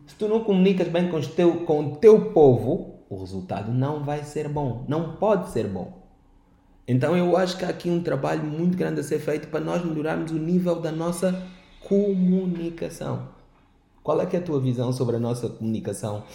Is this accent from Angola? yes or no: yes; Angola; como jovens, como angolanos